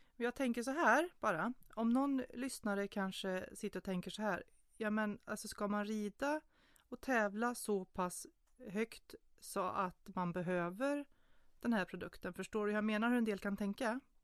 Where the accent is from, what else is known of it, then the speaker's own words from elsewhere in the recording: Småland, Sweden; mig som född smålänning